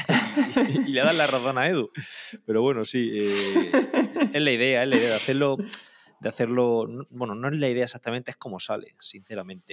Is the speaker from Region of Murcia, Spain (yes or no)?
yes; Calasparra, Region of Murcia, Spain; also born or lived in Granada; now in Caravaca de la Cruz, Spain; soy de soy de Calasparra, de un pueblo del noroeste de Murcia, pero vivo en Caravaca, que está muy cerquita